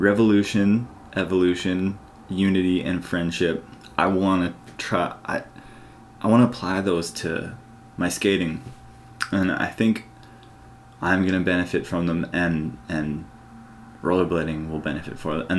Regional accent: Canada; growing up in Canada

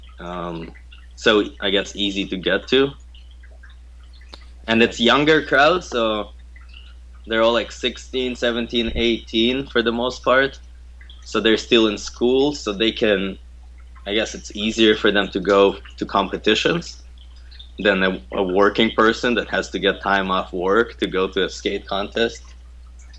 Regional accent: Canada; I'm from Canada

